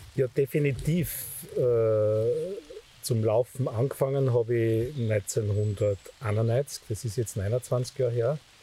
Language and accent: German; Steyr valley, Upper Austria, Austria; Ich bin der vorletzte von acht Kindern auf dem Bauernhof, aufgewachsen im Steiertal